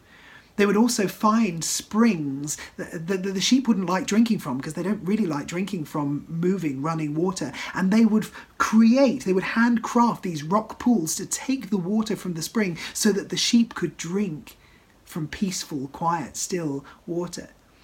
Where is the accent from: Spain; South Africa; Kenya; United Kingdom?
United Kingdom; South East England; I grew up in Kent, surrounded by countryside. I was very used to seeing farmers and shepherds and sheep in green fields and beautiful idyllic pastures.